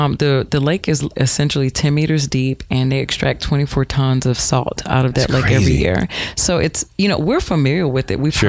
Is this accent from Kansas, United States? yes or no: no; Georgia, United States; I'm a Southern girl. I'm from Georgia